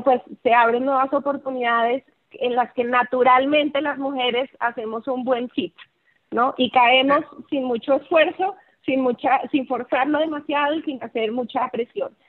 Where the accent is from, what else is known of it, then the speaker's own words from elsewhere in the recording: Colombia; moved away as an adult; now in Mexico; soy colombiana, aunque ya llevo 20 años viviendo en México